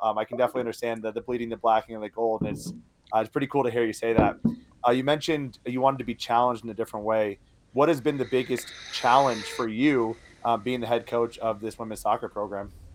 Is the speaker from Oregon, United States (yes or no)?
no; Iowa, United States; I grew up in Iowa.